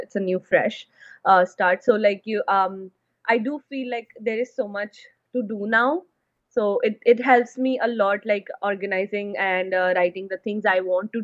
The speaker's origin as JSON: {"language": "English", "country": "India", "also_born_or_lived": "Middle East", "moved": "as an adult", "lives_now": "Canada", "said": "I'm from India. Right now, I'm in Canada"}